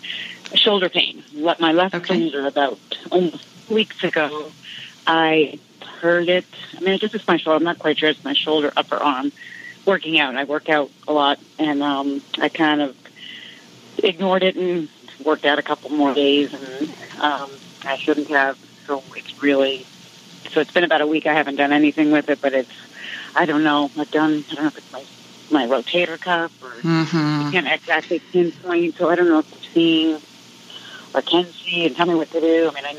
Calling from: Massachusetts, United States; From Massachusetts.

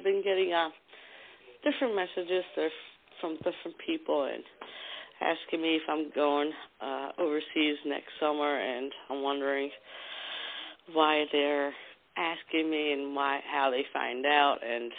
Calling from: New Jersey, United States; from New Jersey.

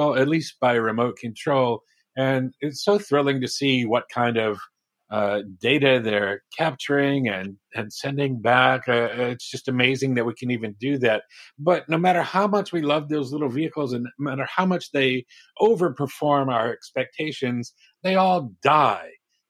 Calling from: Baltimore, Maryland, United States; I am from Baltimore, Maryland, in the United States.

